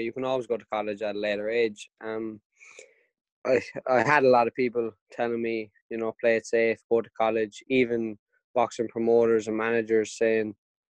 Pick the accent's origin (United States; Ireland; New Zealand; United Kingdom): Ireland